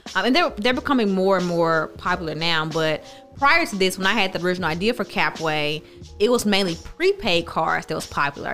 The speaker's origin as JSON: {"language": "English", "town": "Terry", "region": "Mississippi", "country": "United States", "tie": "born or raised there", "said": "I grew up in Terry"}